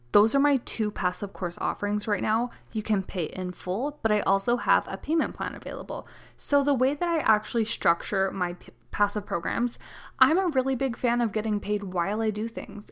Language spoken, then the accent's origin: English; Canada; I am the Canadian mama to four little kiddos